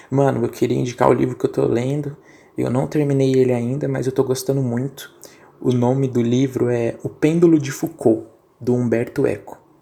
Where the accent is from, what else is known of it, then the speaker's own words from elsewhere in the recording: São Paulo, Brazil; Eu sou de São é... Paulo, irmão.